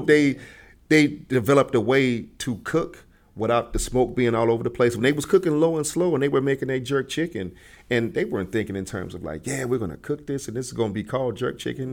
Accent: Chicago, Illinois, United States; living in Chicago, growing up in Chicago

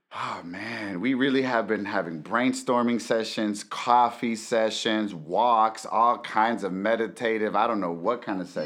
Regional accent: Los Angeles, California, United States; as a brown, undocumented man growing up

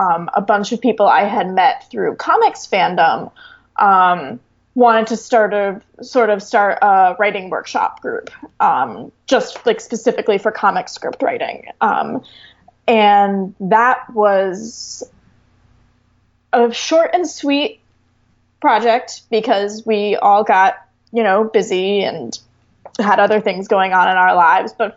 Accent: Chicago, Illinois, United States; moved away as an adult; also born or lived in New York; I wanted to come back to Chicago because I grew up here and my family is still here.

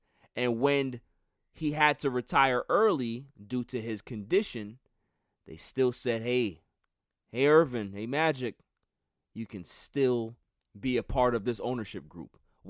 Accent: Queens, New York, United States; growing up in Queens, New York, Rosedale.

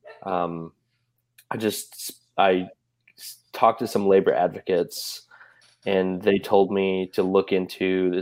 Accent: Chicago, Illinois, United States; now in Savannah, United States; I'm from Chicago

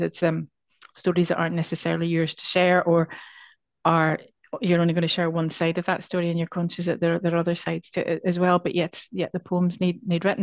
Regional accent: Northern Ireland, United Kingdom; now in Scotland; our experience of both of us, um, growing up in Northern Ireland

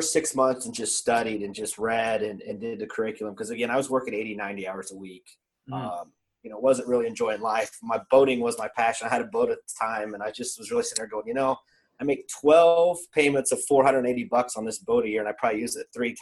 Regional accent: Indiana, United States; now in Columbus, United States; I grew up in Indiana

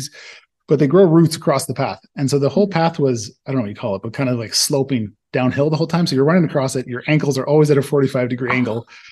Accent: Toronto, Ontario, Canada; moved away as an adult; also born or lived in Nova Scotia; now in Slovenia; from Toronto

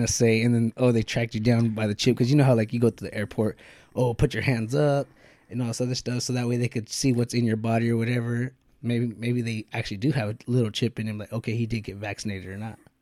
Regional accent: United States; being American

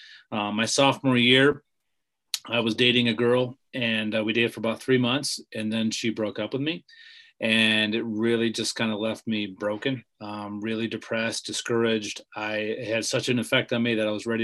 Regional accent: Bumpville, Pennsylvania, United States; moved away as an adult; also born or lived in Orlando, Florida / Grand Rapids, Michigan; I grew up in Bumpville, Pennsylvania on a farm

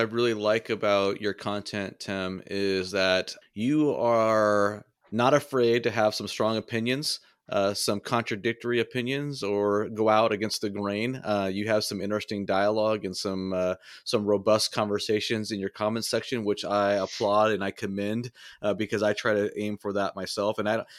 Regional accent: California, United States; now in Kansas, United States; I grew up in Southern California. And so in Southern California, there's no such thing, in my opinion, as a volunteer fire department.

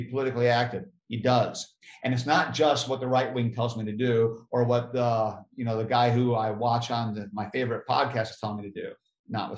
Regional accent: United States; being an American

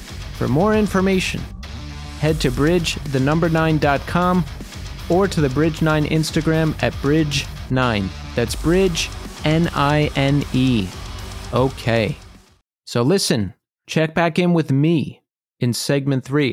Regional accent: Levittown, Pennsylvania, United States; I grew up outside of Philadelphia

